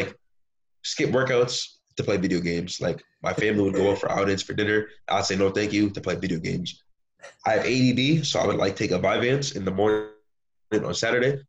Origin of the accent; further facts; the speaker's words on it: Bridgeport, Connecticut, United States; growing up in Connecticut in Bridgeport